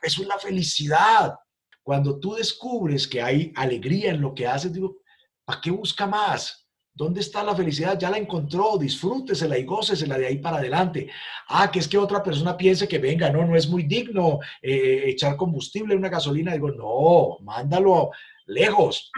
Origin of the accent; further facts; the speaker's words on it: Armero, Tolima, Colombia; now in Cali, Colombia; Yo nací en una ciudad llamada Armero, Tolima, ciudad que desapareció por la erupción de un volcán.